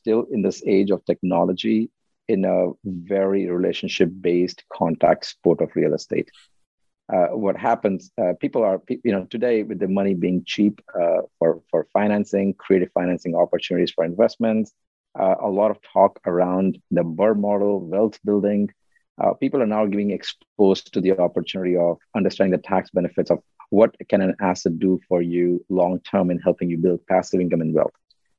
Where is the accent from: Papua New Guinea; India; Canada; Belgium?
India; now in United States